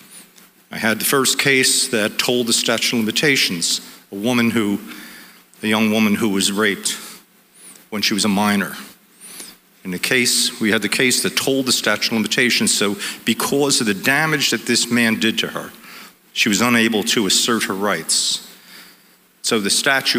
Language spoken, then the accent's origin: English; Monmouth County, New Jersey, United States; through Monmouth County, through my hometown